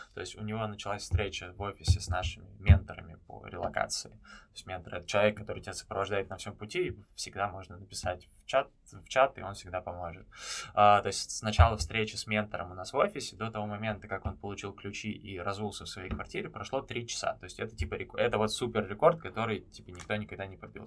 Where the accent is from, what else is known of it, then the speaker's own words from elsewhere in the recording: Moscow, Russia; moved away as an adult; also born or lived in Antalya; now in Istanbul, Turkey; я сам из Москвы